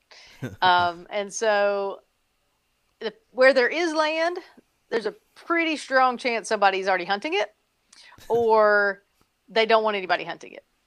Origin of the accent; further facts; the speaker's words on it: Tennessee, United States; now in North Carolina, United States; I grew up in Tennessee